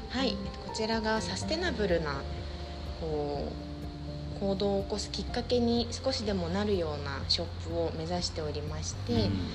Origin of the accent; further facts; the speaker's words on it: Yamanashi, Japan; 私山梨地元出身で河口湖にあるホテルで赤女将の補佐をしておりました